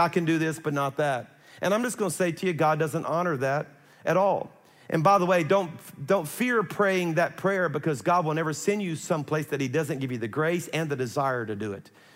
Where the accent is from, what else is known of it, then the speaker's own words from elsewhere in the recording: South Louisiana, United States; I'm from South Louisiana